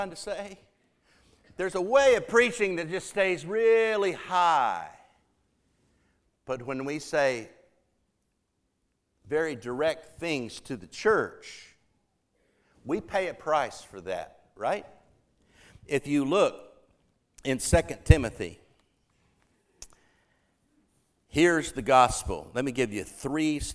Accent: Oklahoma, United States; moved away; this little church I grew up in Oklahoma

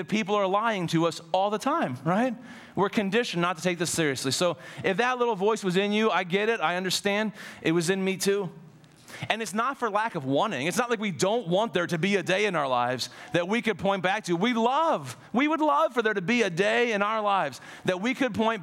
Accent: Ohio, United States; moved away; I grew up in Ohio

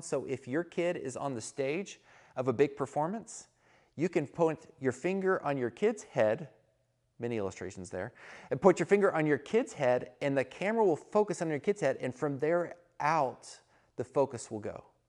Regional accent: Texas, United States; I'm from Texas

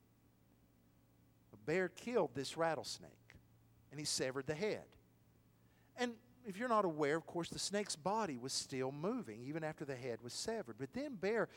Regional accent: Athens, Tennessee, United States; my hometown of Athens

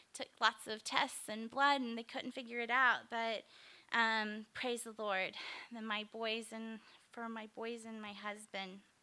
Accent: Springfield, Missouri, United States; also born or lived in Kokomo, Indiana; moved back to my hometown of Springfield, Missouri

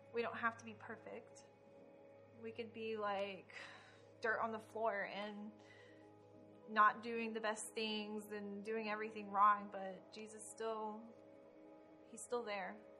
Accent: Florida, United States; also born or lived in Richmond, Indiana; My mother moved me to Florida when I was five.

